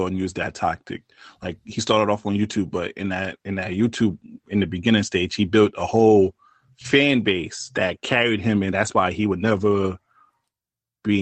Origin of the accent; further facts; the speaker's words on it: New York City, New York, United States; I'm from Brooklyn